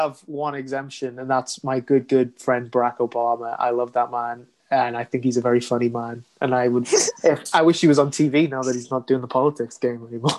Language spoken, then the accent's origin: English; United Kingdom; I'm a very British boy